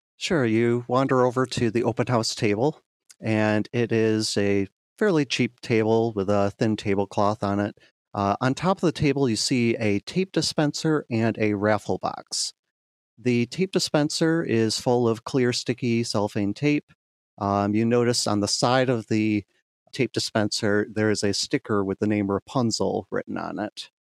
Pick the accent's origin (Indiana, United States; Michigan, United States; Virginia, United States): Michigan, United States; Grand Rapids; my hometown of Grand Rapids, Michigan